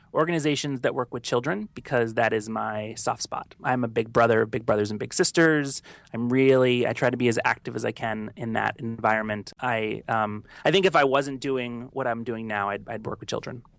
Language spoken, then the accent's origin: English; the South, United States; now in New York, United States; I'm from the South, and so if I told anyone back home that I did that, they'd make fun of me